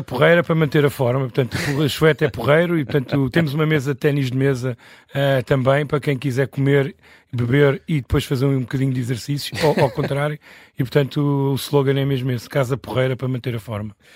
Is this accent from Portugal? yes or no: yes; Lisbon, Portugal; aqui no bairro de Alvalade, onde eu nasci